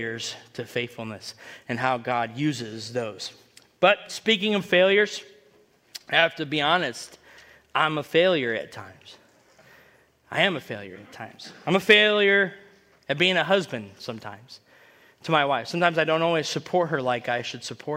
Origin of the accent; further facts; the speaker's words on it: United States; I grew up in Washington